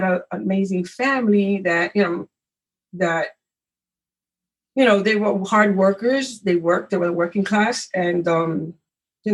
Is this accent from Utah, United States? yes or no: no; New York City, New York, United States; I was born in Spanish Harlem.